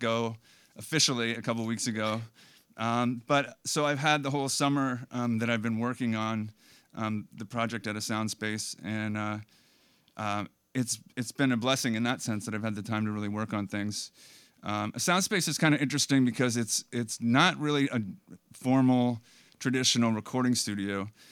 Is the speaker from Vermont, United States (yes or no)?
yes; Bellows Falls, Vermont, United States; also born or lived in Burlington, Vermont; grew up in Bellows Falls